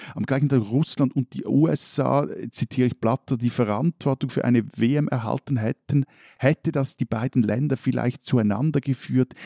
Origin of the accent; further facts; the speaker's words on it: Switzerland; bei uns in der Schweiz